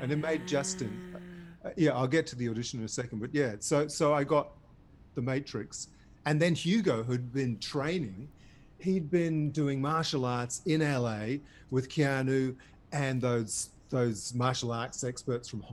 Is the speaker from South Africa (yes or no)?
no; Devon, South West England, United Kingdom; also born or lived in Berry, New South Wales, Australia; now in Australia; where I grew up in Devon, in England